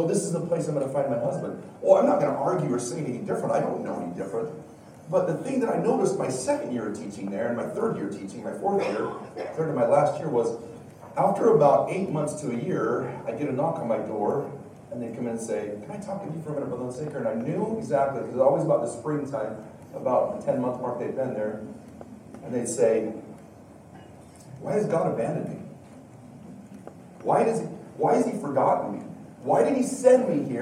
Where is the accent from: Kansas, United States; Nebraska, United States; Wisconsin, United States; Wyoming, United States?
Wyoming, United States; also born or lived in Washington, D.C.; now in Utah, United States; I've lived in Utah longer than I have Wyoming, but I am from Wyoming. That is my roots and proud of it